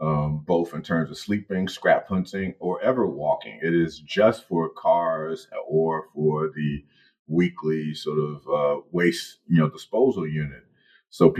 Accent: Chicago, Illinois, United States; growing up in Chicago

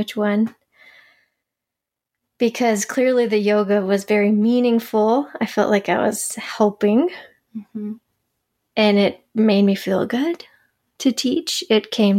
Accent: Charlotte, North Carolina, United States; I grew up in Charlotte, North Carolina. I lived in the Carolinas all my life

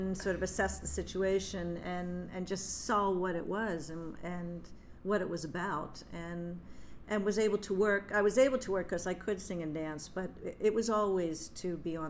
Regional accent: Delaware, United States; I'm originally from Delaware

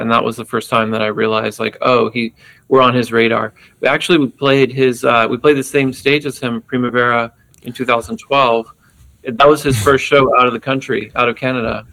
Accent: Texas, United States; being an American growing up in Texas in the 80s

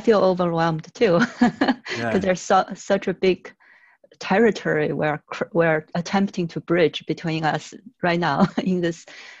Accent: China; moved away as an adult; I'm a native Chinese. I was born in China and came to the West at 22 after college

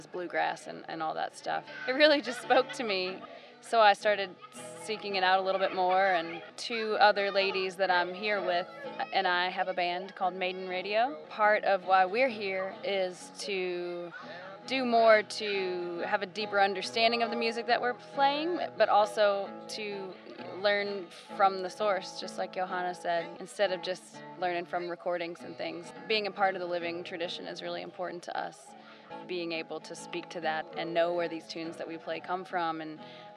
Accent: Trigg County, Western Kentucky, United States; now in Louisville, United States; I live in Louisville, have for over 20 years, but I'm from Western Kentucky in Trigg County, near Land Between the Lakes

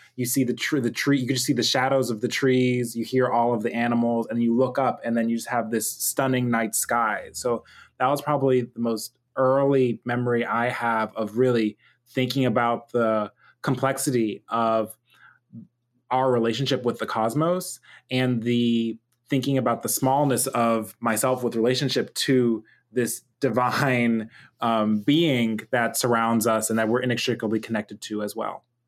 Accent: Pittsburgh, Pennsylvania, United States; I'm a Nigerian American multimedia artist and engineer, born and raised in Pittsburgh, Pennsylvania.

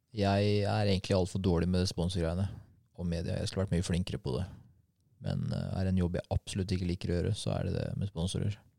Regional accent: Norway; Jeg er fra Norge

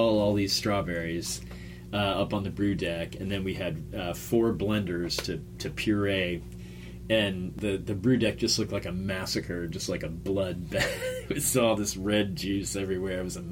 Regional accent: Lakeland, Florida, United States; now in Gainesville, United States; coming from Lakeland, growing up in Lakeland, Lakeland was great

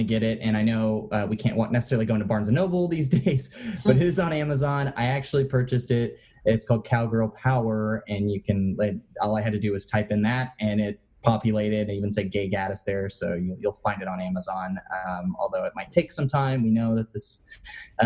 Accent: Austin, Texas, United States; I'm from Austin

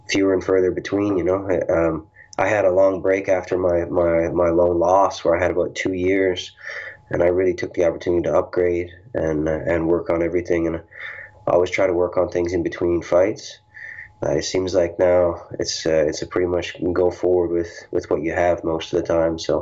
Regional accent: Newfoundland and Labrador, Canada; My hometown has like 100 people left

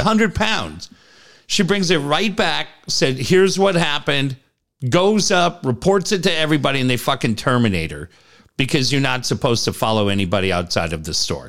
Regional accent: Cardiff, California, United States; also born or lived in San Diego / London; Growing up in Cardiff

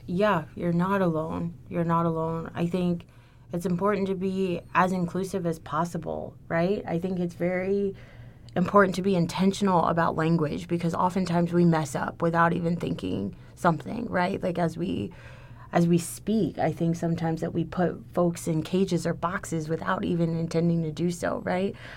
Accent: Houston, Texas, United States; moved away as an adult; now in Ithaca, United States; I'm from Houston

